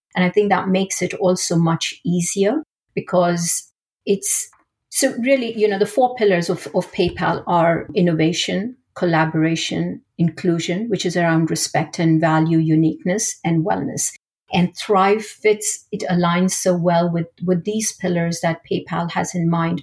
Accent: India; moved away; I grew up in India

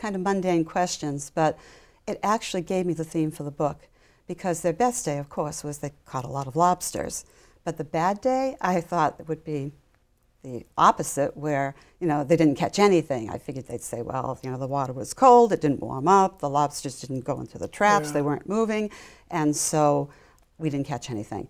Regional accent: Wakefield, Massachusetts, United States; I grew up in Wakefield

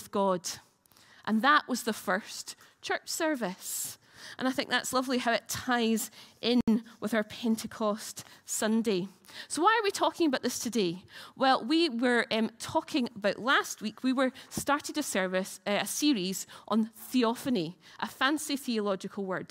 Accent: United Kingdom; we're British

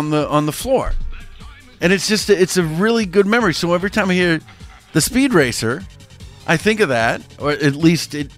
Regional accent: Boston, Massachusetts, United States; I'm from Boston

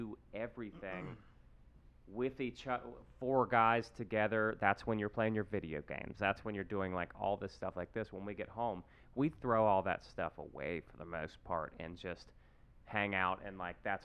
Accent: West Virginia, United States; I'm from West Virginia, so I would fish every summer growing up

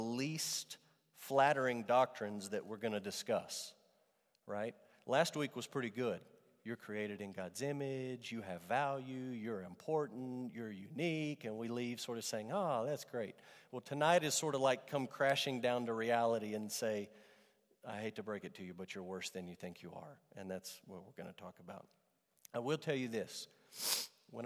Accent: Amarillo, Texas, United States; growing up in Amarillo Trinity Baptist Church

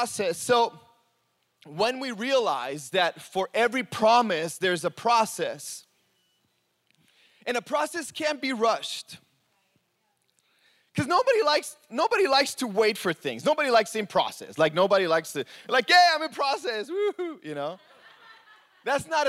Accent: Mexico; moved away; I grew up in Mexico

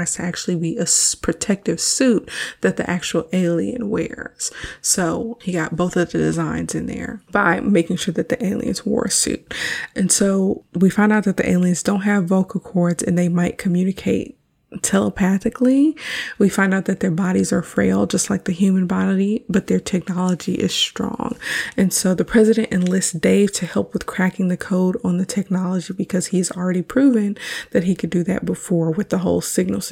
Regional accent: Houston, Texas, United States; Houston is my hometown.

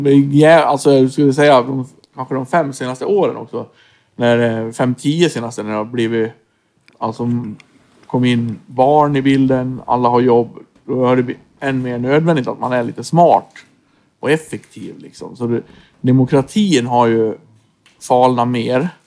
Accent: Floda, Björbo, Dalarna County, Sweden; moved away; also born or lived in Stockholm; Vi var ju från Norra Floda, Björborg

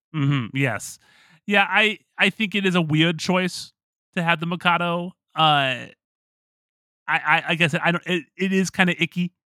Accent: Pittsburgh, Pennsylvania, United States; moved away; I lived in Pittsburgh

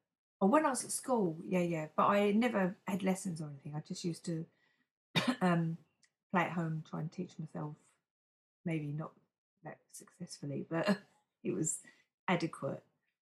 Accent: East Ham, London, United Kingdom; London, East Ham.

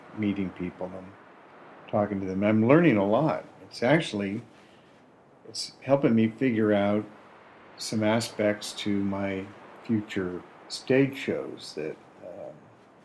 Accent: Berkeley, California, United States; also born or lived in San Francisco; I grew up in Berkeley in the 60s and San Francisco in the 70s

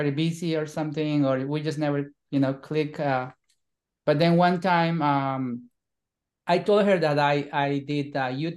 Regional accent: Bolivia; moved away as an adult; now in United States; I am from Bolivia, South America. I've been here in the US now since 2001, so 22 years

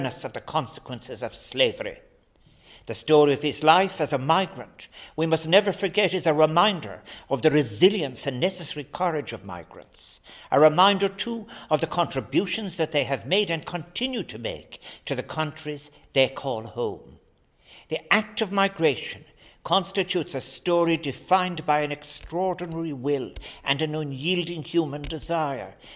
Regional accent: Ireland

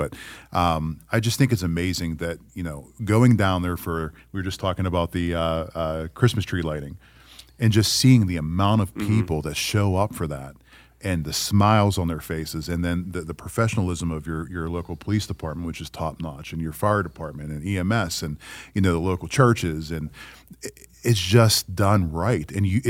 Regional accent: Pittsburgh, Pennsylvania, United States; I moved here from Pennsylvania, so I'm a northerner, and you know, I say y'all now, so hopefully that makes me somewhat southern.

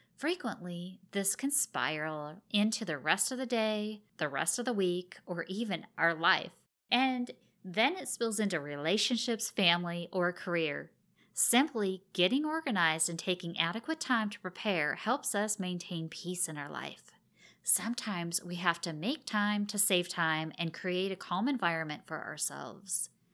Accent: Oregon, United States; moved away; I'm originally from Oregon, and I have lots of family and friends that are still there

